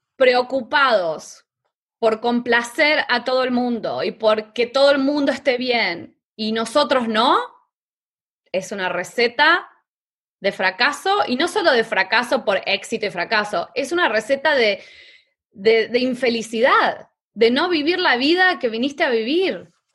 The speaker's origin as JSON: {"language": "Spanish", "country": "Argentina", "tie": "born or raised there", "also_born_or_lived": "New York", "moved": "as an adult", "said": "mi papá tenía un, negocio de lencería en Argentina"}